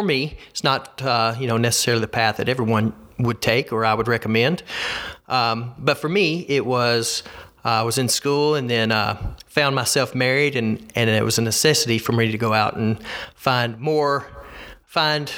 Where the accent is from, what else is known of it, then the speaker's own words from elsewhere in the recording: Alabama, United States; So I'm a lifelong Alabamian. I've always lived in the state of Alabama.